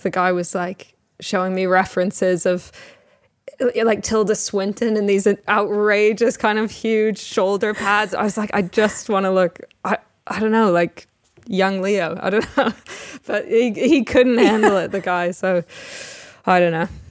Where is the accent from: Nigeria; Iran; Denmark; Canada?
Canada; Toronto, Ontario; moved away as an adult; now in England; I was born in Toronto